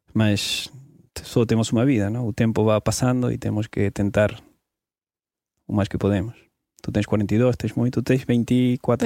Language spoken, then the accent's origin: Portuguese; Argentina; Portuguese is a second language; moved away as an adult; saí da Argentina, sou jornalista de formação, fartei-me da Argentina, fartei-me de viver em um país